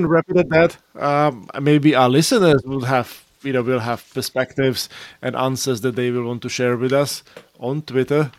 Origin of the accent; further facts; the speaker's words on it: Slovakia; moved away; in Slovakia, to be a little parochial and go back to my home country